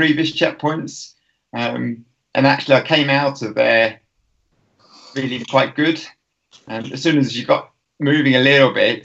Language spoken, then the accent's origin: English; Tring, East of England, United Kingdom; moved away as an adult; now in Lake District, United Kingdom; I grew up in Tring